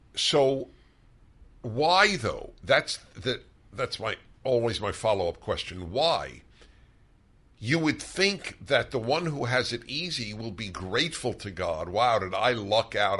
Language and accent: English; New York City, New York, United States; also born or lived in Brooklyn; I grew up in New York